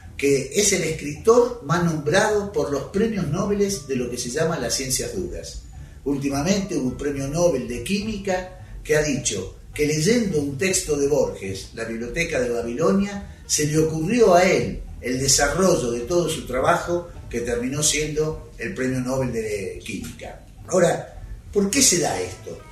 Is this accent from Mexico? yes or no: no; Argentina; los argentinos